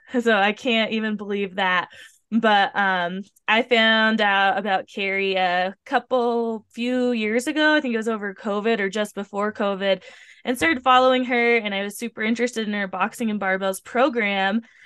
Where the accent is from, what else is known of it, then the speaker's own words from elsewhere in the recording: Tacoma, Washington, United States; that's where I'm from